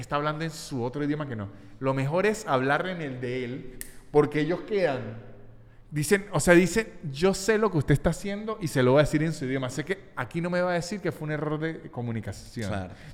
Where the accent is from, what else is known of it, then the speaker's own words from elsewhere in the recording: Venezuelan Andes, Venezuela; also born or lived in Mexico; now in Argentina; Yo soy muy andino.